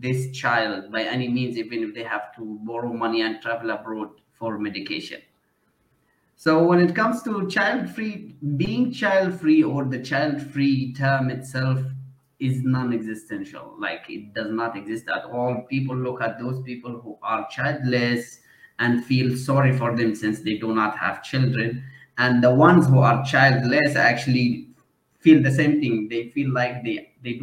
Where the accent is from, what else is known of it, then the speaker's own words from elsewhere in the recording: Yemen; moved away as an adult; also born or lived in India / Malaysia; I am from Yemen